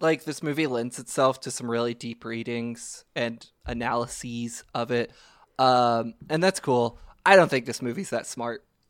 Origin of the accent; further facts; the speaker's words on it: Kentucky, United States; growing up in Kentucky, you go to gr-, your grandparents' house in Meade County